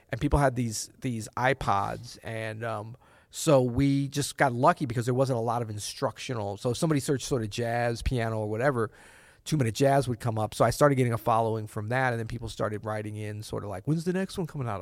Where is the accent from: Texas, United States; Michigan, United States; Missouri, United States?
Missouri, United States; St. Louis; moved away as an adult; also born or lived in New Orleans; my wife and I grew up in Saint Louis